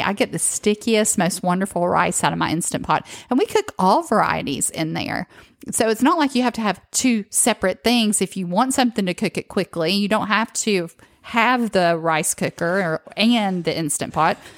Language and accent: English; the South, United States; restaurants growing up in the South